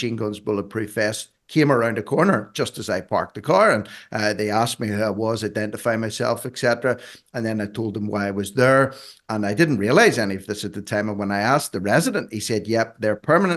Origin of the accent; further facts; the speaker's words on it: Northern Ireland, United Kingdom; growing up in Northern Ireland during the Troubles